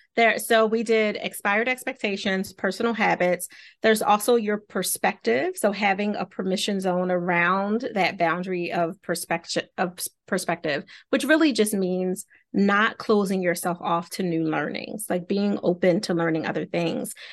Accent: Philadelphia, Pennsylvania, United States; I'm walking from South Philly to Chestnut Hill, if you have any idea how far that is. It's very, very far to go to school

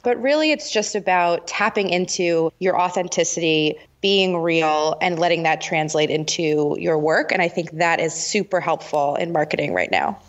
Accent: New York metro area, United States; I'm from the New York metro area

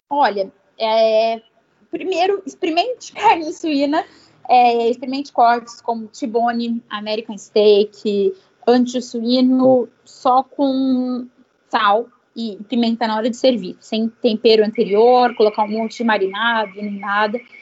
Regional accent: Brazil; sou, sou brasileiro

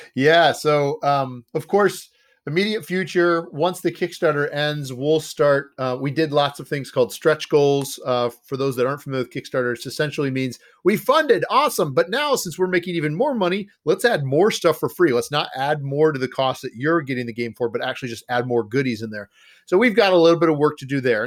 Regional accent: Ohio, United States; moved away as an adult; now in Wisconsin, United States; I grew up in Ohio, and I found myself up here in Wisconsin 'cause of my wife's family

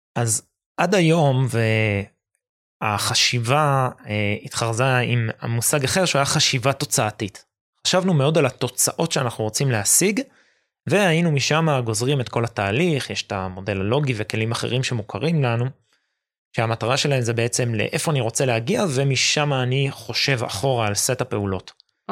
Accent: Jerusalem, Jerusalem District, Israel; אני ירושלמי

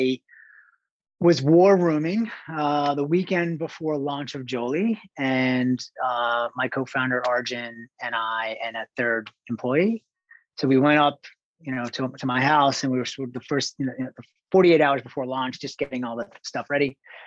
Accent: East Islip, New York, United States; moved away as an adult; also born or lived in California; now in New York, United States; I grew up in Long Island, on the south shore of Long Island, Suffolk County. Relatively small town, East Islip

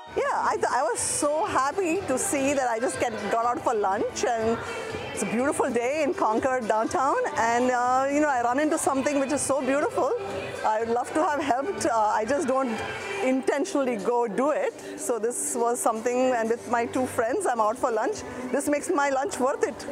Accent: India; moved away; I come from India

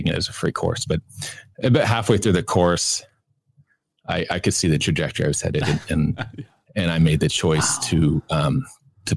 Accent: Kitchener, Ontario, Canada; I grew up in Canada, in Ontario, on a farm near Kitchener.

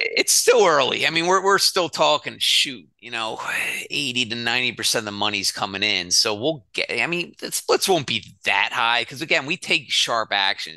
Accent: Philadelphia, Pennsylvania, United States; I'm from Philly

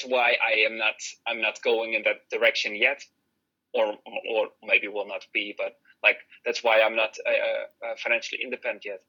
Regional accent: Netherlands; I'm from the Netherlands

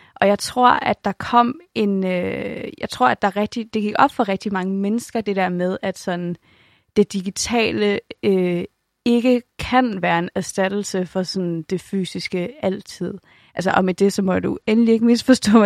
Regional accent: Denmark; også som dansker

